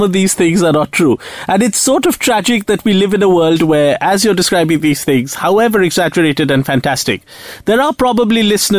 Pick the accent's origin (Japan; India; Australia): India; I'm Indian